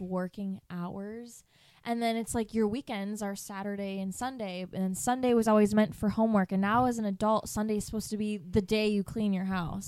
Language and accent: English; east side of Michigan, United States; moved away as an adult; I grew up on the east side of Michigan